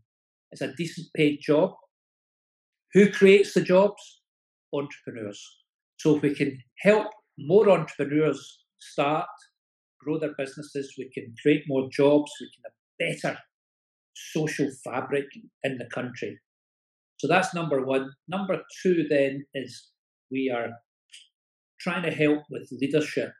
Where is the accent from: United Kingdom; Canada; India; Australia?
United Kingdom; Scotland; from Scotland